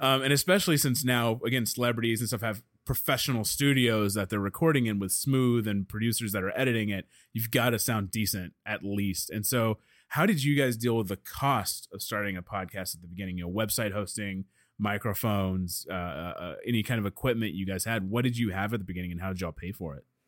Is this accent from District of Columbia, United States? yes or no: no; Dallas, Texas, United States; I'm from Dallas